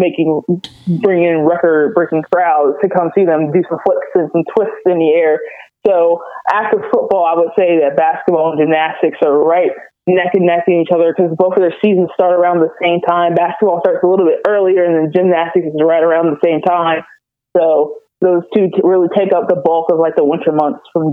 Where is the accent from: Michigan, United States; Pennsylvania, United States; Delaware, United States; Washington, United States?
Delaware, United States; born or raised there; moved away as an adult; also born or lived in Alabama